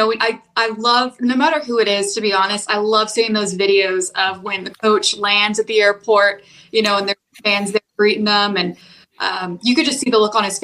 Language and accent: English; West Coast, United States; I'm from the West Coast